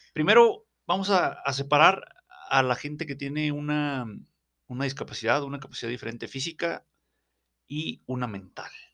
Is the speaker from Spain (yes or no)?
no; Mexico